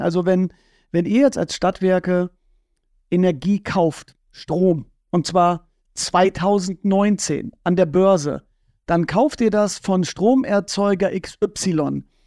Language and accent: German; Bad Bentheim, Lower Saxony, Germany; Ich bin ja in Bad Bentheim aufgewachsen.